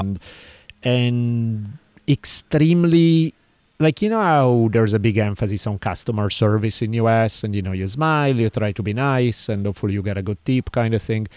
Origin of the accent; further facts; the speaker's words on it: Italy; moved away; I grew up in Italy